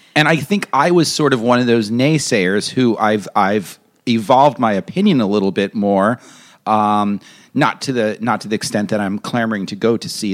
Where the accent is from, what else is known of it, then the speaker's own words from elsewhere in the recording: New York, United States; I'm a New Yorker